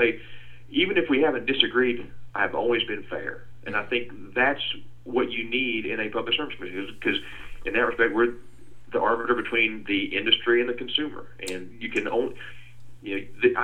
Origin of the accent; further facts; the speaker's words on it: Calhoun, Georgia, United States; I grew up in Calhoun up in North Georgia